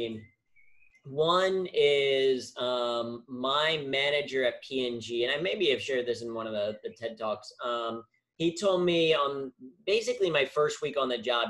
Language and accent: English; Cincinnati, Ohio, United States; first language English; moved away as an adult; now in New York City, United States; when I decided to move from Cincinnati, where I grew up, my hometown